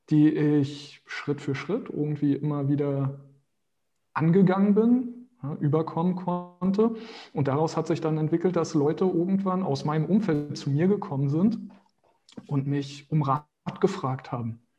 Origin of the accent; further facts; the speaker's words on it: Berlin, Germany; also born or lived in Brazil; Aber den Großteil meiner, meiner Zeit habe ich immer in Berlin verbracht. Das ist meine Heimat.